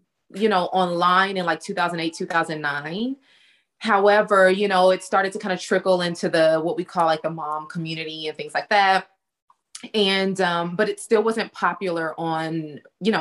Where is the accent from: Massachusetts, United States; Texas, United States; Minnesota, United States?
Texas, United States; accent: Southern; I am from Texas, born and raised in Texas. So I'm a Southern girl, super Southern